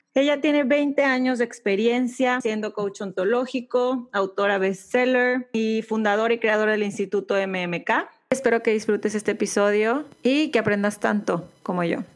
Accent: Mexico; moved away as an adult; now in United States; soy mexicana viviendo, viviendo en Estados Unidos

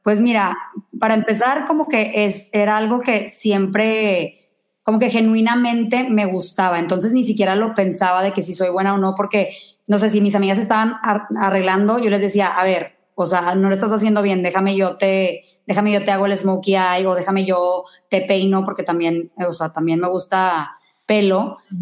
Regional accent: Mexico; now in New York, United States; soy de México

